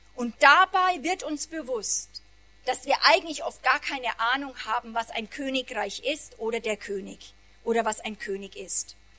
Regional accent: Germany; wir ja als Deutsche

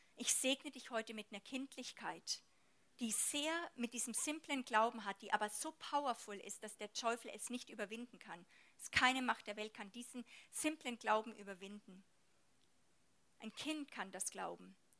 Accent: Germany; bei uns in Deutschland

